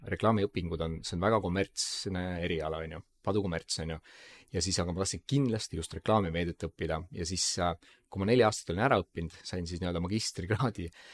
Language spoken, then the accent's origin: Estonian; Tallinn, Harju County, Estonia; me mõlemad oleme kasvanud üheksakümnendate Mustamäel